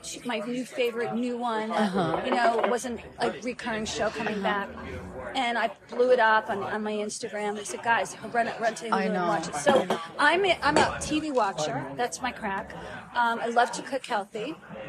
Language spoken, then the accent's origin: English; New Jersey, United States; I'm from Jersey